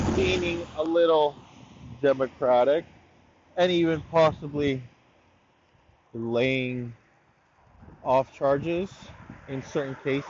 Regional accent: Canada; as a Canadian

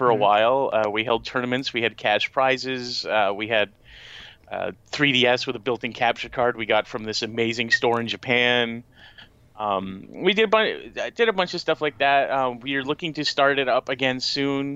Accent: Canada; I'm the Canadian of the group

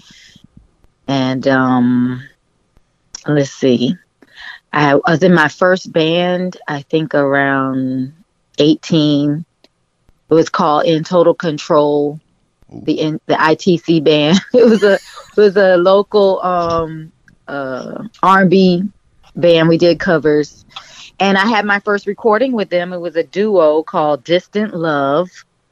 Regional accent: Miami, Florida, United States; born or raised there; also born or lived in Georgia

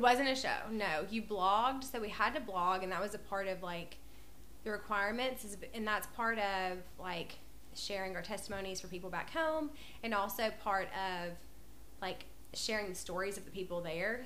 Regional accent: North Alabama, United States; moved away as an adult; also born or lived in China / Tennessee; now in Columbia, Tennessee, United States; I'm from North Alabama, but I moved to Columbia, I guess, in 2015, 2016

